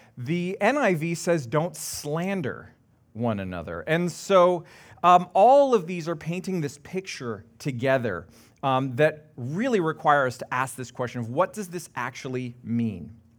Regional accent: Canada; being very Canadian

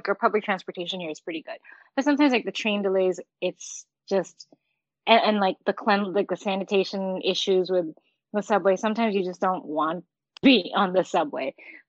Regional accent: New York City, New York, United States; I'm a New Yorker.

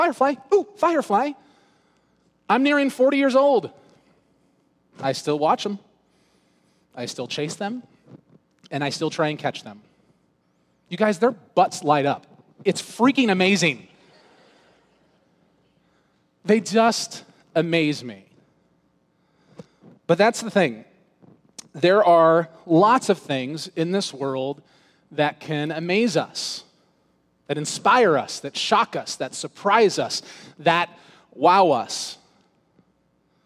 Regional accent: Southern California, United States; moved away as an adult; also born or lived in Missouri; I grew up in Southern California

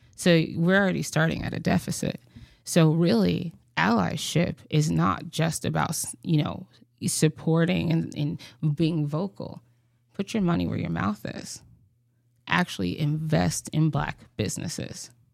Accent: Mississippi, United States; moved away; growing up in Mississippi

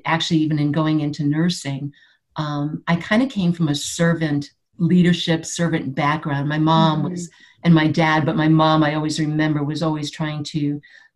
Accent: Buffalo, New York, United States; I grew up in Buffalo, New York

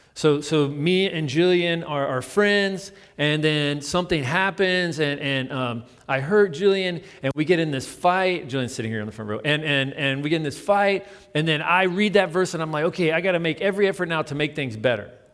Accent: United States; I'm American

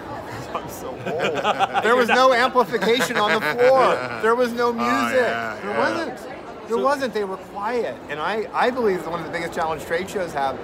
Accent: United States; I'm an American

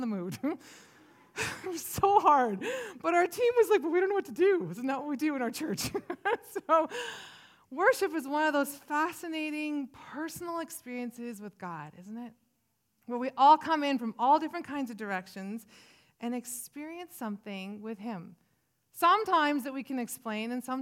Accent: Williams Lake, British Columbia, Canada; also born or lived in Vancouver Island / Prince George; I was born in Williams Lake, big, bustling town of Williams Lake

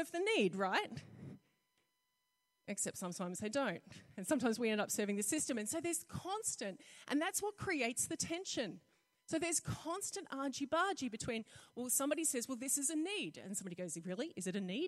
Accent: North Queensland, Australia; I grew up in North Queensland, so we used to have green ant nests

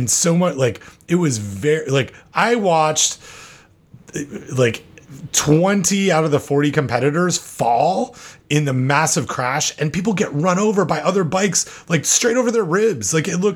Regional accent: Canada; now in United States; I'm Canadian

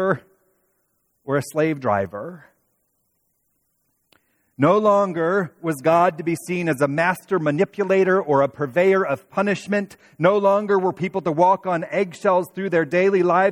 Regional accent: Toledo, Ohio, United States; now in Indianapolis, United States; two others who I grew up with in Toledo

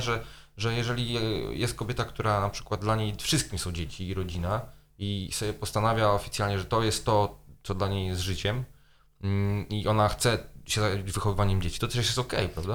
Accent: Poland; moved away; zanim wyjechałem z Polski

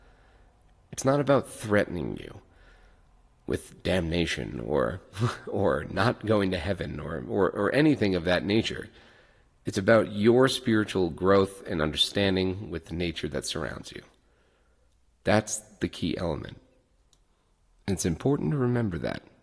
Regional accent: Ireland; being Irish

